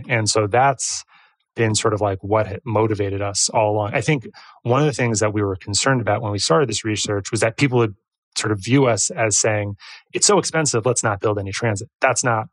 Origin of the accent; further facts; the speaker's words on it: New York, United States; we're from New York